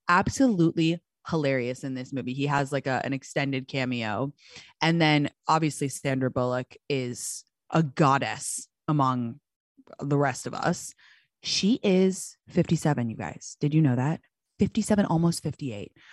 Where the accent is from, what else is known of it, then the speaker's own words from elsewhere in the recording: London, United Kingdom; moved away; my hometown of London